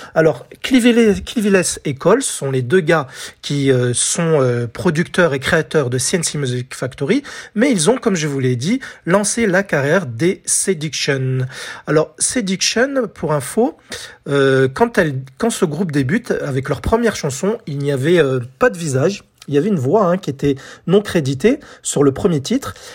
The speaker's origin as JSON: {"language": "French", "country": "France", "said": "chez nous, en France"}